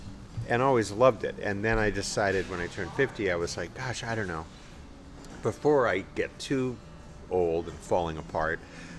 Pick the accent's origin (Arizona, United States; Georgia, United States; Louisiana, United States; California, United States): California, United States; Los Angeles; I grew up here in Los Angeles, and my father was a character actor.